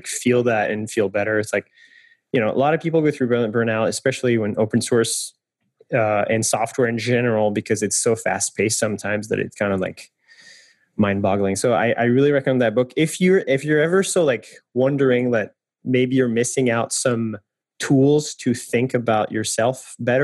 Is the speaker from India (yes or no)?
no; France; moved away; I'm French, and I come from France